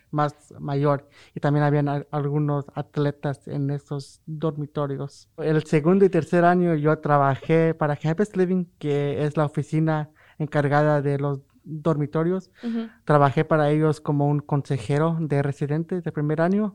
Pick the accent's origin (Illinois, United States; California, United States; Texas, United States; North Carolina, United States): North Carolina, United States; Greenville; Yo también soy de Greenview, North Carolina